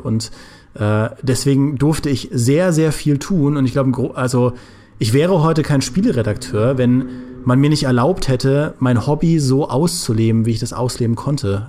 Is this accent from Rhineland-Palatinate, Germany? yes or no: yes; Trier, Rhineland-Palatinate, Germany; im äh, Ratio bei uns in Trier